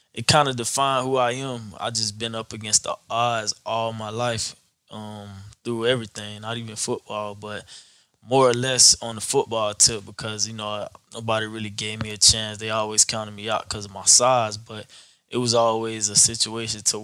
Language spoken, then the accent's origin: English; Fort Lauderdale, Florida, United States; born and raised in Fort Lauderdale, Florida.